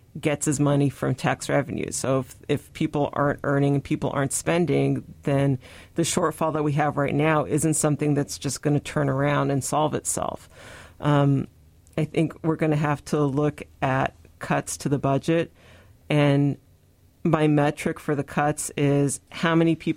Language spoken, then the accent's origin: English; Tri-Cities, Washington, United States; also born or lived in Sunnyside, Washington; I grew up in the Tri-Cities